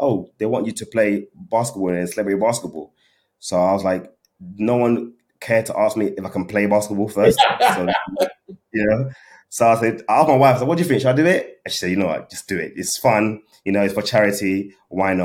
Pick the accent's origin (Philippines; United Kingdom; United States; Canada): United Kingdom; London; I'm from London